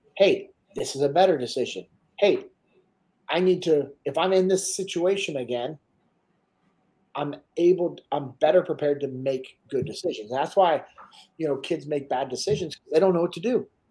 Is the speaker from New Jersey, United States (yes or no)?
no; Sacramento, California, United States; I'm originally from Sacramento, grew up in the same house that my dad grew up